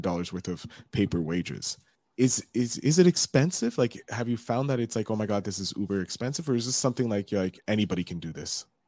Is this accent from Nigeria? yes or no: no; Canada; we're both Canadian. I'm on the, uh, East Coast